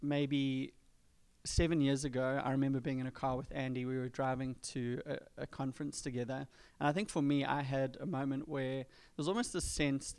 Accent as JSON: {"language": "English", "town": "Durban", "region": "KwaZulu-Natal", "country": "South Africa", "tie": "born or raised there", "moved": "as an adult", "said": "I'm kind of born and bred in Durban, have lived there my entire life on the east coast of South Africa."}